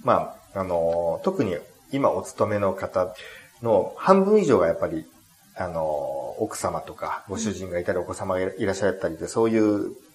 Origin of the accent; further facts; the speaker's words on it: Japan; 自分は日本に生まれて